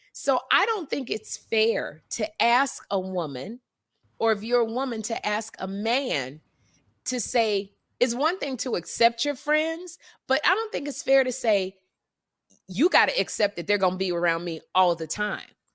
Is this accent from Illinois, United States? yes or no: yes; Chicago, Illinois, United States; I'm from Chicago